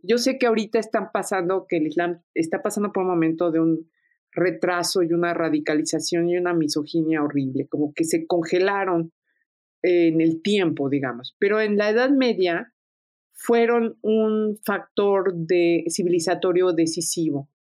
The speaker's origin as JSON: {"language": "Spanish", "country": "Mexico", "said": "siendo una mexicana, yo soy heredera también de un pasado árabe fastuoso"}